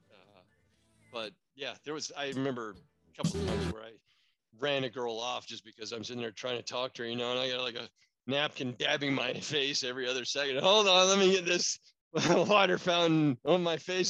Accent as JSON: {"language": "English", "region": "Northwest Florida", "country": "United States", "moved": "yes", "lives_now": "California, United States", "said": "I came out here to California was because, you know, I'm from Northwest Florida"}